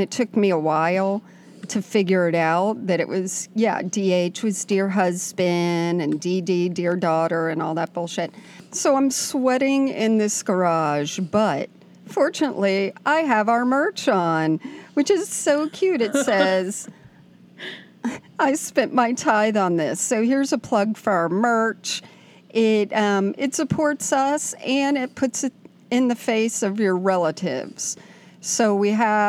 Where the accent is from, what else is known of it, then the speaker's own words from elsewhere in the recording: South Florida, United States; moved away; we both grew up in South Florida, and we've known each other since we were 1 year old